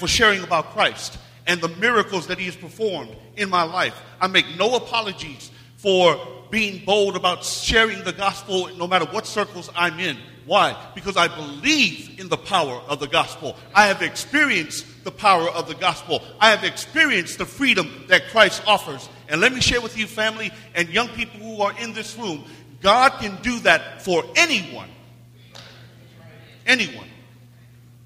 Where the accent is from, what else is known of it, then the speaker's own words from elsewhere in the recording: Seattle, Washington, United States; moved away; an official church plant in Seattle, where I grew up